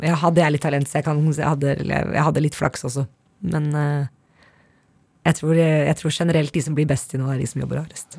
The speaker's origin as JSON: {"language": "Norwegian", "country": "Norway", "also_born_or_lived": "United States", "moved": "as an adult", "said": "hjemme i Norge"}